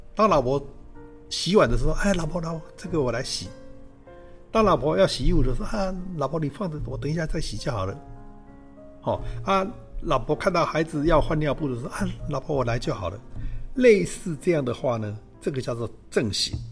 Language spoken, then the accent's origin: Chinese; Changhua County, Taiwan; moved away as an adult; also born or lived in Taipei / United States; 我是彰化人